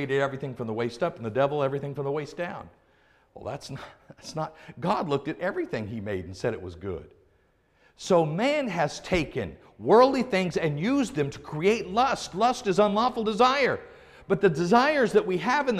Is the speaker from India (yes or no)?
no; Oregon, United States; I grew up in Oregon